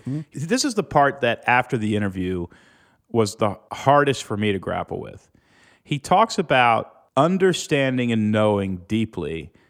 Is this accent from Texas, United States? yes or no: yes; Houston, Texas, United States; I grew up in Houston.